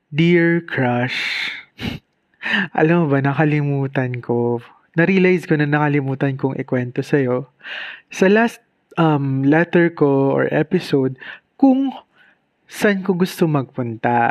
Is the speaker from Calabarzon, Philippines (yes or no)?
no; Bicol Region, Philippines; probinsyano lang ako. At yung probinsya ko naman kasi, Bicol, syempre, pakalayo.